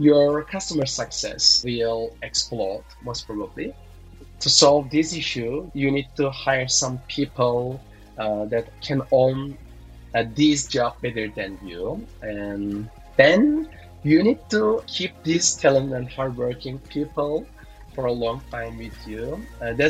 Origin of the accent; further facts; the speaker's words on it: Turkey; now in Sao Paulo, Brazil; I'm originally from Turkey